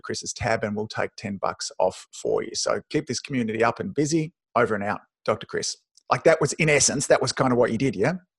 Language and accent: English; Australia; my weird Aussie mannerisms